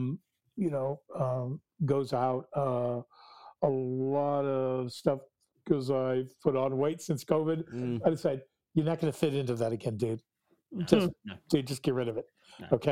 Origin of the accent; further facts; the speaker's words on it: Kansas City, Kansas, United States; moved away; I grew up in Kansas City, which is a suburb in the middle of Kansas